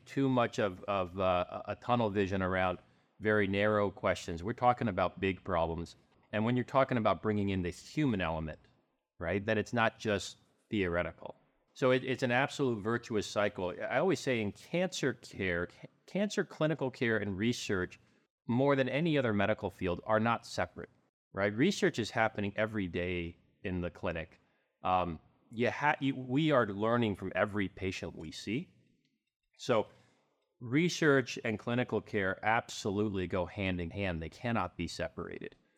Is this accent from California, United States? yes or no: yes; Southern California, United States; now in Arizona, United States; I grew up in Southern California